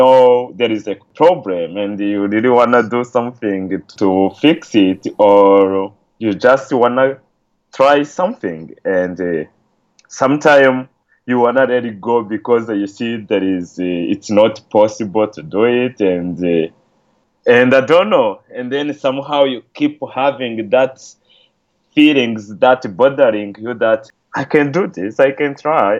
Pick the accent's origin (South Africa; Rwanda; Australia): Rwanda; English is a second language; moved away; I'm from Rwanda, so I contacted a few friends back there.